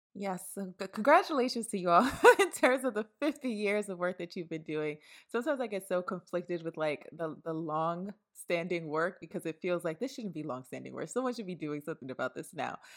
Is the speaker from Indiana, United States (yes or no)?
no; New York City, New York, United States; I was raised in Brooklyn, New York